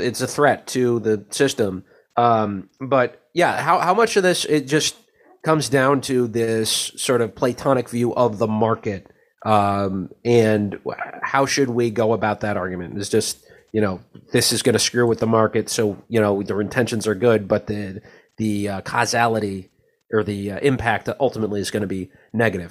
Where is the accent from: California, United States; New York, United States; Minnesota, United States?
Minnesota, United States; St. Paul; moved away; my hometown of St. Paul, Minnesota